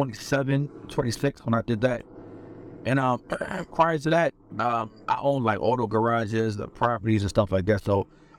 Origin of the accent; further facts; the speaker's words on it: Philadelphia, Pennsylvania, United States; I'm from Philly. Born and raised.